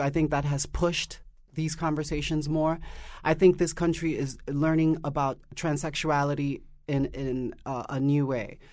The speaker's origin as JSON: {"language": "English", "town": "New York City", "region": "New York", "country": "United States", "tie": "born or raised there", "said": "growing up in Harlem"}